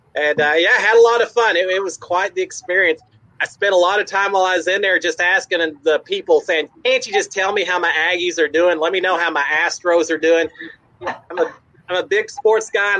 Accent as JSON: {"language": "English", "town": "Dallas", "region": "Texas", "country": "United States", "tie": "born or raised there", "also_born_or_lived": "Houston, Texas", "said": "I grew up in the Dallas-Fort Worth area, so I grew up a Cowboys fan"}